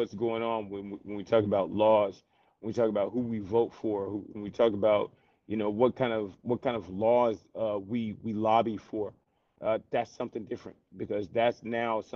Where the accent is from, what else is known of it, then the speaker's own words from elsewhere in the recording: the South, United States; I'm from the South, bro. It's been here all my life.